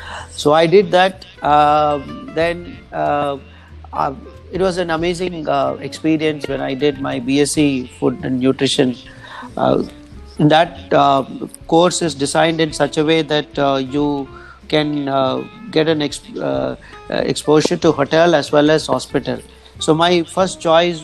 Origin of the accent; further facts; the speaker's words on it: Coimbatore, Tamil Nadu, India; also born or lived in Vellore; my schooling and till my graduation, I spent my time in Coimbatore.